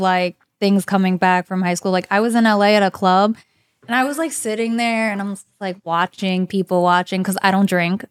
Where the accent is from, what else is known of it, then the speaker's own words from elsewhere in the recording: New Jersey, United States; also born or lived in Broward County, Florida; now in South Florida, United States; I'm from New Jersey.